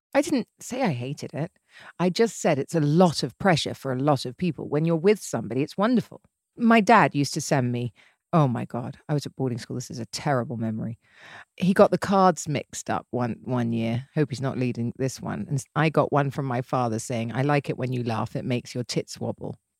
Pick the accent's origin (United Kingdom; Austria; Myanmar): United Kingdom; England; I'm English and used to English men